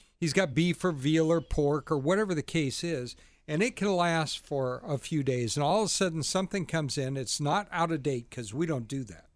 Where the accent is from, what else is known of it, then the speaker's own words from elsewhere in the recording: the South, United States; moved away; I'm originally from the South